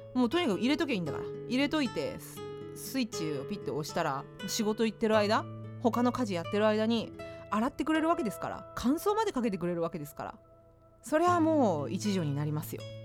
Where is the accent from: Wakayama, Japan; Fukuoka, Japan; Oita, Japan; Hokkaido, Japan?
Fukuoka, Japan; moved away; 私の実家がある福岡の方